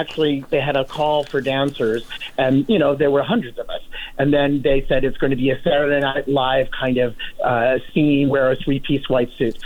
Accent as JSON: {"language": "English", "town": "St. Louis", "region": "Missouri", "country": "United States", "also_born_or_lived": "New York", "moved": "yes", "said": "they we're from St. Louis"}